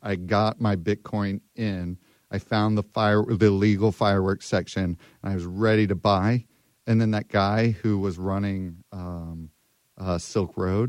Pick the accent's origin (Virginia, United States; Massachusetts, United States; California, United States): Virginia, United States; Manassas; So I'm from Manassas, Virginia. It's a tiny town in the middle.